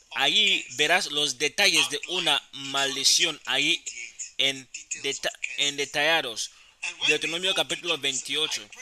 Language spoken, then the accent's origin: Spanish; Accra, Greater Accra, Ghana; yo crecí en Accra y empecé a predicar